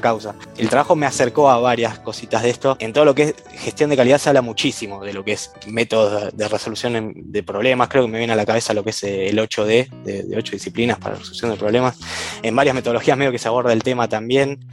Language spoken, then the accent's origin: Spanish; Buenos Aires Province, Argentina; now in Buenos Aires, Argentina; viví la mayor parte de mi vida en zona norte, en Gran Buenos Aires